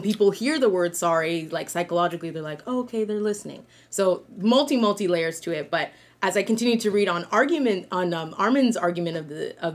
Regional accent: Ghana; in my culture, I'm from Ghana

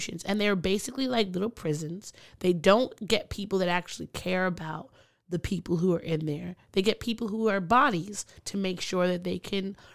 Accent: Long Island, New York, United States; where I grew up in Long Island

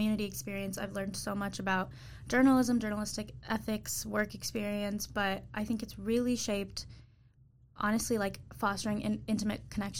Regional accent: Troy, Michigan, United States; So I am from Michigan. I'm from Troy. It's like 40 minutes from Detroit.

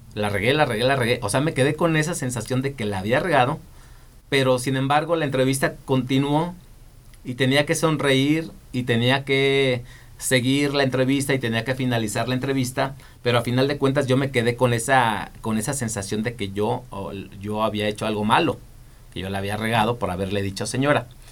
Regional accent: Zacapu, Michoacán, Mexico; moved away as an adult; also born or lived in Guadalajara; now in Morelia, Mexico; yo crecí en Zacapu, allá soy origin yo soy originario de allá

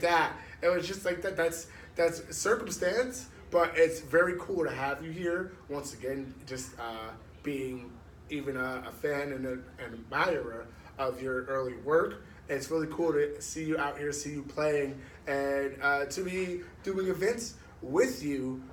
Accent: Asbury Park, New Jersey, United States; also born or lived in Red Bank, New Jersey; I grew up in Asbury

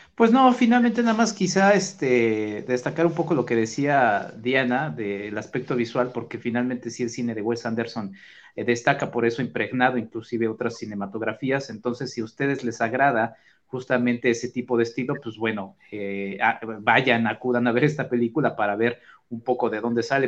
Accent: Mexico

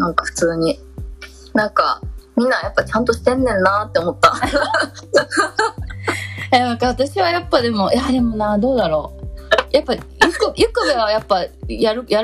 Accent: Okayama, Japan; なんかさ岡山出身ってさもう生まれながらの半人デだからさ

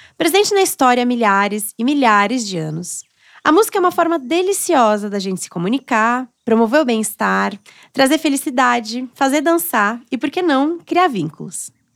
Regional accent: São Paulo, Brazil; eu sou da, da periferia aqui de São Paulo, da Zona Norte.

